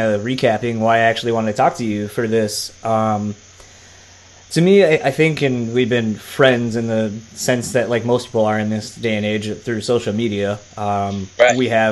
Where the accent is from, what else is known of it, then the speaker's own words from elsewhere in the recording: Delaware, United States; I grew up in Delaware